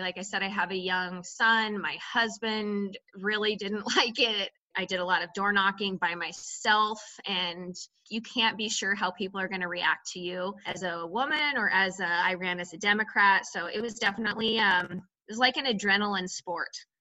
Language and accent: English; Idaho, United States; I was born and raised in Idaho. I grew up my, you know, most of my life in Idaho County, which is very rural, in a town of six hundred people